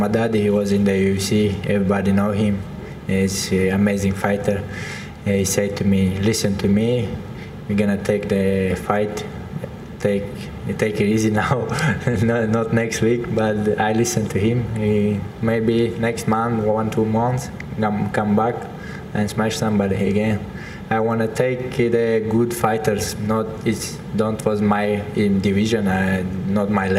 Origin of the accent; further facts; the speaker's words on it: Chechnya, Russia; English is a second language; moved away; I'm born from Chechnya.